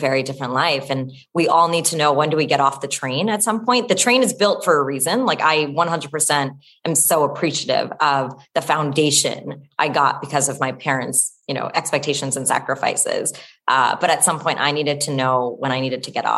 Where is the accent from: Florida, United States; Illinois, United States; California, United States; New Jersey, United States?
New Jersey, United States; I grew up in New Jersey